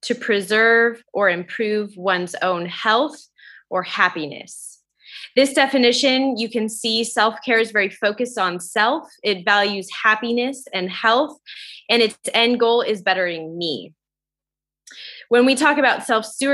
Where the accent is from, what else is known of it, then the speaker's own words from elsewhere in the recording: Idaho, United States; moved away; I grew up in Idaho, and I find myself back here